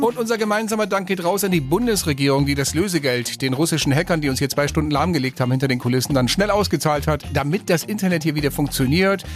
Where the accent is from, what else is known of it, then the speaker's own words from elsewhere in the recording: Passau, Bavaria, Germany; Ich komme aus Passau.